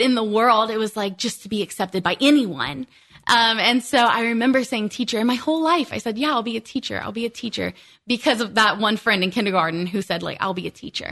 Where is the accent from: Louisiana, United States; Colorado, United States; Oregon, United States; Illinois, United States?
Louisiana, United States; South; moved away; I was born and raised there, born and raised in South Louisiana.